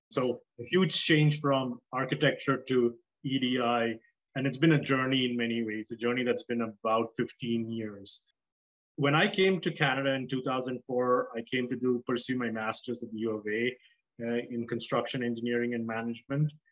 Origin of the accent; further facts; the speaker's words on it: South Africa; moved away as an adult; also born or lived in Nigeria / Dubai, United Arab Emirates; my parents are East Indian. I was born in Nigeria, grew up in South Africa uh, and Dubai for the most of my life. I moved here when I was 24 after uh, working in Dubai as an architect for about a year and a half.